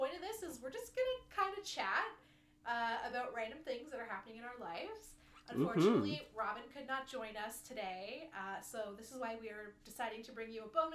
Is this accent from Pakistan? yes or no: no; Canada; as a Canadian